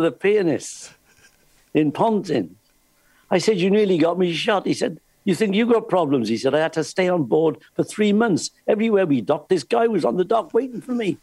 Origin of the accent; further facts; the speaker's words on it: Wales, United Kingdom; I'm from Wales